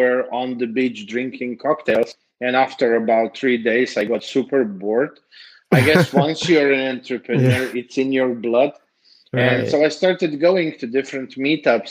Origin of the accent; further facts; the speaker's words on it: Slovenia; moved away as an adult; now in Serbia; I am from Slovenia. I moved 3.5 years ago to Serbia